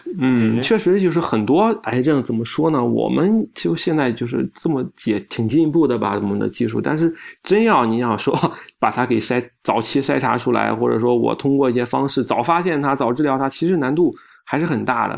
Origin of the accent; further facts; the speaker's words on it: China; 我们中国人